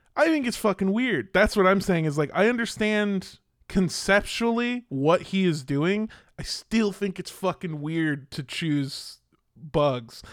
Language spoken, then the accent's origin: English; Southern California, United States; growing up in Southern California in uh the time that I grew up